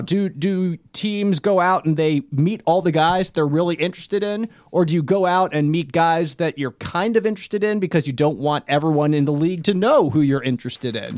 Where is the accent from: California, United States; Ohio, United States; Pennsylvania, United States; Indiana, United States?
Pennsylvania, United States; Philadelphia; I grew up in Philadelphia area where Brian Dawkins was king